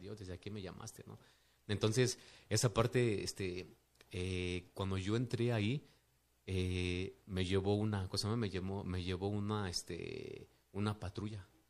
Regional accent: Mexico City, Mexico; also born or lived in Mérida, Yucatán; me trajeron de un mes de nacido aquí a la Ciudad de México, entonces prácticamente, pues, soy como que más de, de este lado que, que de allá

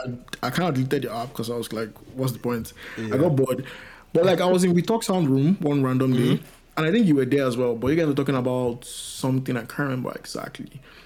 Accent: Nigeria; as a Nigerian guy.

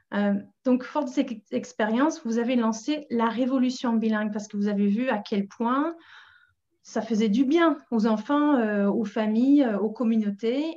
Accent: England, United Kingdom; French is a second language; now in Paris, France; je suis anglaise

